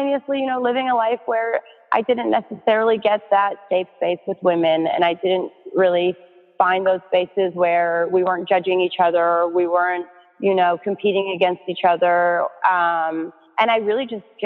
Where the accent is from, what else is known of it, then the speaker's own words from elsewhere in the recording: Canada; moved away as an adult; now in New York City, United States; I'm so grateful to have grown up in Canada.